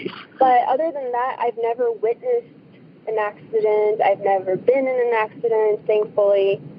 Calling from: Tucson, Arizona, United States; I'm calling from Tucson, Arizona.

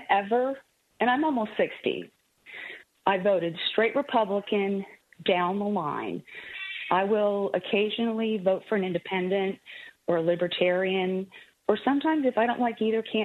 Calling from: Springfield, Missouri, United States; I'm calling from Springfield, Missouri, which is in the southwest part of the state

